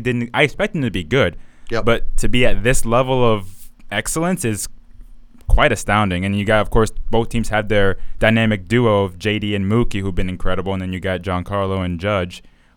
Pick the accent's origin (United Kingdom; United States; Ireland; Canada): United Kingdom; England; born there; That's my home team. I was born in England.